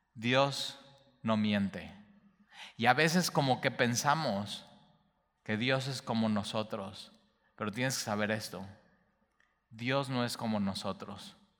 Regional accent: Veracruz, Mexico; como jarochos

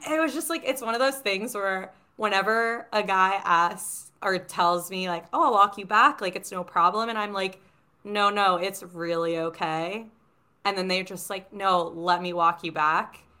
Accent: New York City, New York, United States; living in New York City and growing up in Manhattan

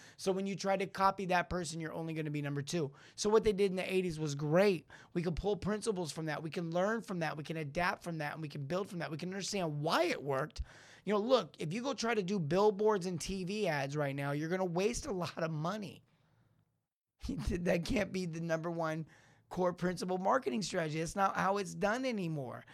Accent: Los Angeles, California, United States; growing up in L

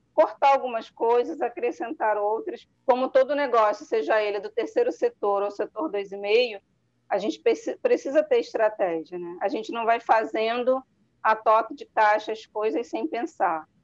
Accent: Rio de Janeiro, Brazil; also born or lived in Natal, Rio Grande do Norte / Niterói; eu sou de Natal, Rio Grande do Norte, então vim morar aqui na Zona Oeste aos sete anos

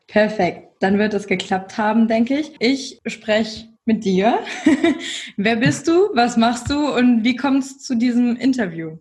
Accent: Northeim, Lower Saxony, Germany; Ich komme ja selber aus Nordheim, das ist in der Nähe von Göttingen

